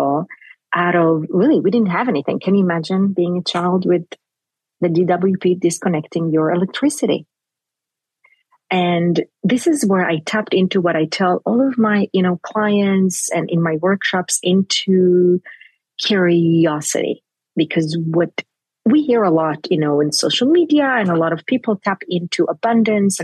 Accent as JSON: {"language": "English", "town": "Jerusalem", "region": "Jerusalem District", "country": "Israel", "tie": "born or raised there", "first_language": "Hebrew", "second_language": "English", "said": "I grew up in Jerusalem."}